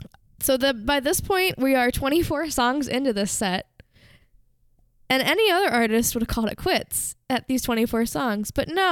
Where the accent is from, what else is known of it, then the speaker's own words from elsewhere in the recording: Philadelphia, Pennsylvania, United States; And all I have to say is, I'm from Philly.